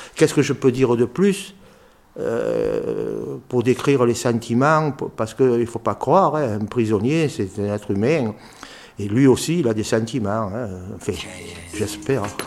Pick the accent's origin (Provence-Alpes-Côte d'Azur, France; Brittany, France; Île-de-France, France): Provence-Alpes-Côte d'Azur, France; Marseille; on est Marseillais, donc on peut, on peut parler en, argot